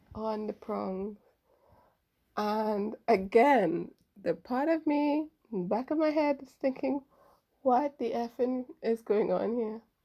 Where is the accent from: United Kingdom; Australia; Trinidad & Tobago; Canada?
Trinidad & Tobago; I'm from Trinidad